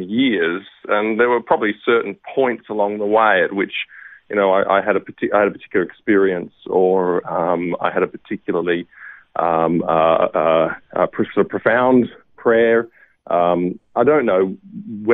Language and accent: English; Brisbane, Queensland, Australia; I'm a Queenslander, Matt, so I have very much maroon blood in my veins, and I grew up in Brisbane, lived in the same house all my life